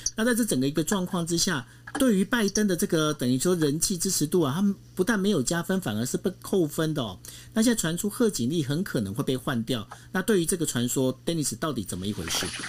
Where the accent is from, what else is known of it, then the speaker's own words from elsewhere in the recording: Taiwan; 身为我们在台湾，我们是一个台湾人